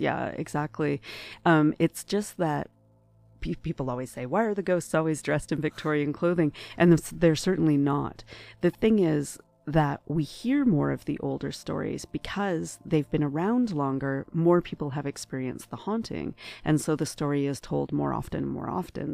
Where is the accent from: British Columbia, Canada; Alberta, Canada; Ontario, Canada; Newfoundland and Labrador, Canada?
Ontario, Canada; Ottawa; moved away as an adult; now in Toronto, Canada; I'm originally from Ottawa, and, uh, uh, only, uh, four years ago, moved to Toronto.